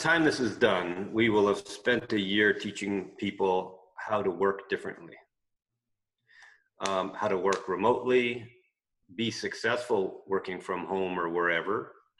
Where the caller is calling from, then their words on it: British Columbia, Canada; Well, you're in Florida, I'm in British Columbia.